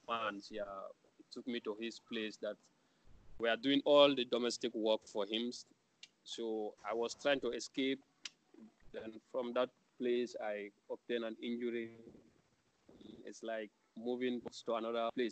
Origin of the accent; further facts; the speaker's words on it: Gambia; moved away as an adult; We were only two Gambians